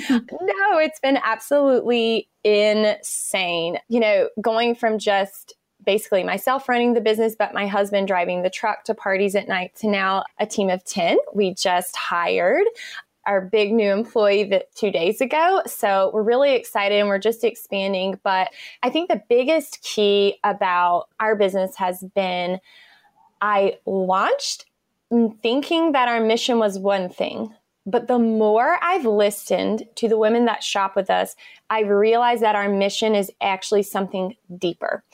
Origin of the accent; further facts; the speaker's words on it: Eastern North Carolina, United States; moved away as an adult; now in Raleigh, United States; I grew up in a small town in North Carolina. I live in Raleigh now, but I grew up in Eastern North Carolina in a really small town